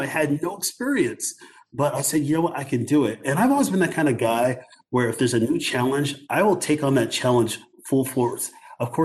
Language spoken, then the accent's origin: English; North Suburbs, Illinois, United States; when I was a kid growing up in North Suburbs